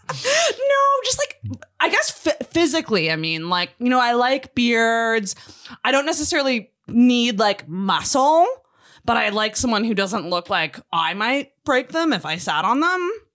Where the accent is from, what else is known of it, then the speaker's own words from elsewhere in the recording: Scotland, United Kingdom; I'm Scottish